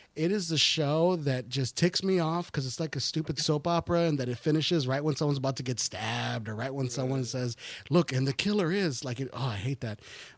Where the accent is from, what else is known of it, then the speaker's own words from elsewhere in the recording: Texas, United States; We're from Texas, so we're Southern as well.